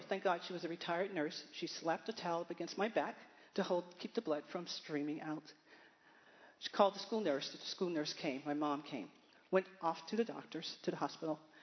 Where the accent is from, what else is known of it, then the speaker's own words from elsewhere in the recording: Baltimore, Maryland, United States; I'm from Baltimore, Maryland. I am the ninth child of 10 kids to my mother and father we had a vibrant household